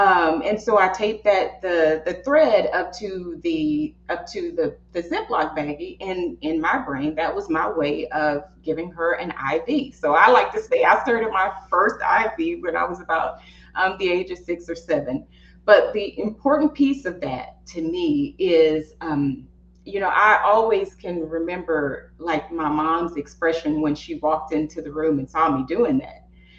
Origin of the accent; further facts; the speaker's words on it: the South, United States; You know, I'm from the South, like